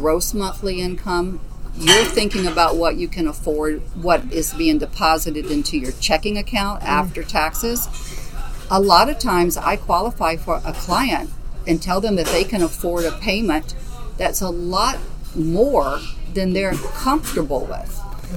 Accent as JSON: {"language": "English", "region": "Alabama", "country": "United States", "also_born_or_lived": "Southwest Florida", "moved": "yes", "lives_now": "Naples, United States", "said": "I am originally from Alabama. I have been in Southwest Florida since 1981"}